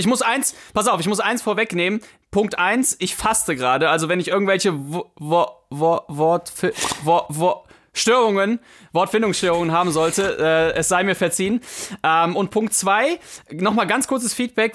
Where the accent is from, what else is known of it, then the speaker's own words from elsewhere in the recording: Mönchengladbach, North Rhine-Westphalia, Germany; wir kommen ja ich jedenfalls aus Mönchengladbach